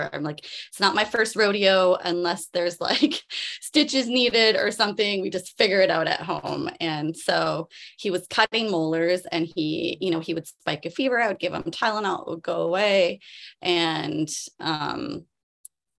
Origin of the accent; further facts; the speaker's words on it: Canada; moved away as an adult; now in Maui, United States; I'm Canadian. I grew up in Canada.